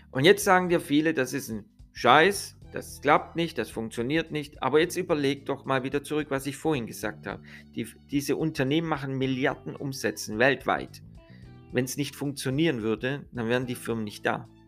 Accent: Italy; ich bin ja selber Italiener, ihr wisst ja

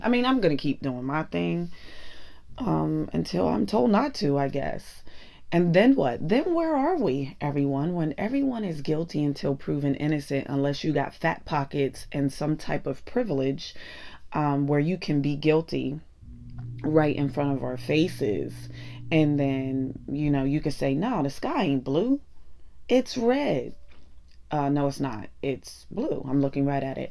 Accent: Pittsburgh, Pennsylvania, United States; accent: Pittsburgh; moved away; Ever since I went home for Thanksgiving and got my Pittsburgh swag on, I can't get rid of my accent.

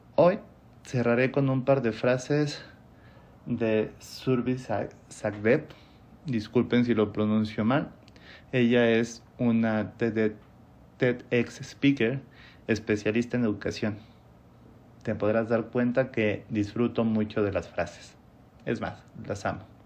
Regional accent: Mexico; also born or lived in Mexico City / Monterrey; continué mi carrera en Ciudad de México, en donde me enfrenté con la realidad de la profesión, al menos en mi país

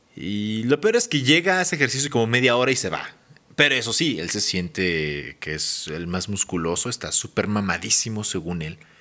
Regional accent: Mexico City, Mexico; moved away as an adult; now in Hidalgo, Mexico; haber nacido en Ciudad de México y haberme criado y desarrollado. Básicamente me formé en Ciudad de México y ya después vine a Hidalgo.

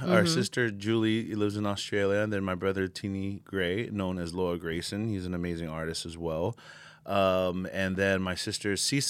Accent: American Samoa; also born or lived in Samoa; Originally, I'm from Samoa, American Samoa.

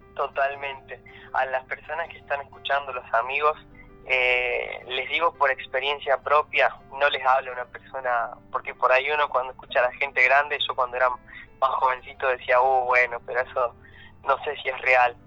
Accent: Perico, Jujuy, Argentina; moved away as an adult; now in Libertador San Martín, Argentina; yo nací en la provincia de Jujuy, eh, en una ciudad que se llama Perico. Muy bien. Así que ahí me crié, me formé

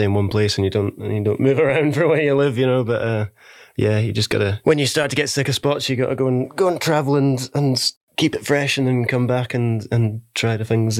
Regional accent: Cumbria, North West England, United Kingdom; now in Glasgow, United Kingdom; Yeah, I'm from Cumbria, same as yourself.

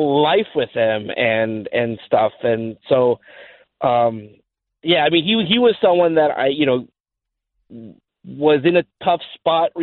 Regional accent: Los Angeles, California, United States; I'm from Los Angeles

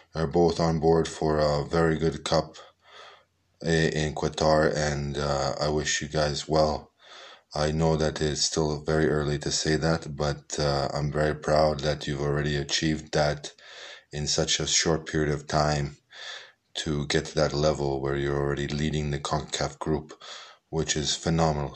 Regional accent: Canada

